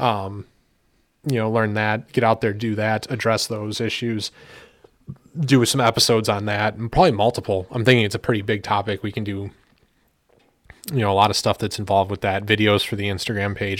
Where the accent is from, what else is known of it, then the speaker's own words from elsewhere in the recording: United States; as an American